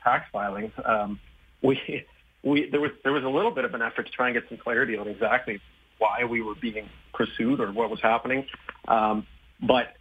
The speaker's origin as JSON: {"language": "English", "region": "Saskatchewan", "country": "Canada", "tie": "born or raised there", "said": "I was born in Saskatchewan, and we had both of our kids here in Saskatoon"}